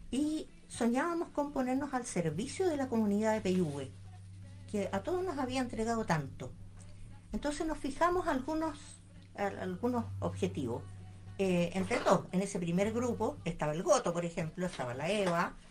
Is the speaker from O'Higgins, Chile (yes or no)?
no; Santiago, Santiago Metropolitan Region, Chile; moved away; yo vengo de Santiago y quedé tan maravillada con el medio ambiente de acá